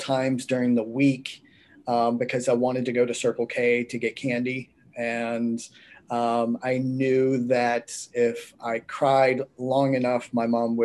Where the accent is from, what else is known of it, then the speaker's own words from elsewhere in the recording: North Carolina, United States; also born or lived in Pittsburgh, Pennsylvania; I was born in right outside Pittsburgh. And then when I was about a year or two old, a family decision was made to move to North Carolina.